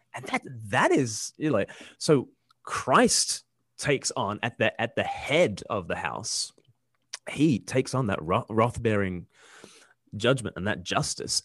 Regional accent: Australia; moved away; I'm from Australia

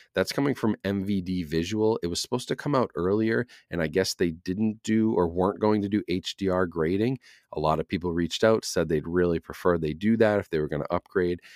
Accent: Boston, Massachusetts, United States; now in New Hampshire, United States; as a Bostonian, a native Bostonian. Now, even though I live in New Hampshire now, I'm from Massachusetts

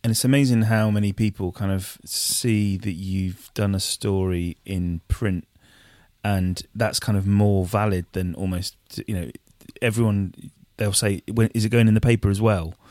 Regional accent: Wiltshire, South West England, United Kingdom; moved away as an adult; now in Bristol, United Kingdom; I moved to Bristol, like, three, four years ago, um, but obviously I was from, I'm from Wiltshire

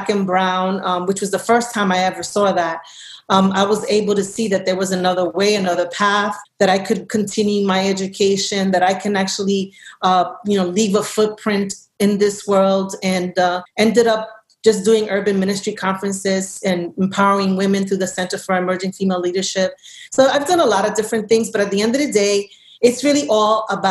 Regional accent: New York City, New York, United States; also born or lived in Brooklyn; I was born and raised in New York City in the Lower East Side of Manhattan

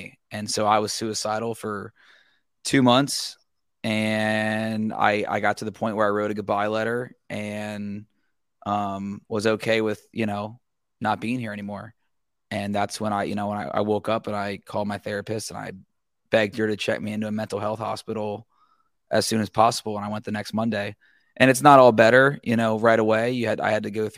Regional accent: Cincinnati, Ohio, United States; I'm from Cincinnati. I grew up there

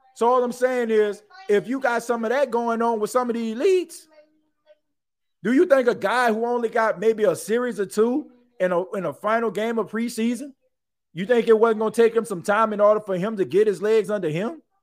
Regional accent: New Orleans, Louisiana, United States; I grew up in New Orleans

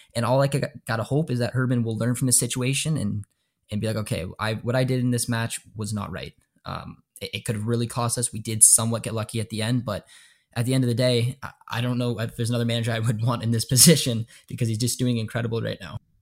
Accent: Canada; I'm Canadian

